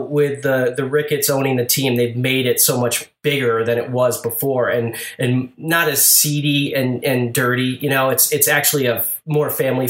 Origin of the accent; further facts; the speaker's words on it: Hartford, Connecticut, United States; I'm originally from Hartford, Connecticut.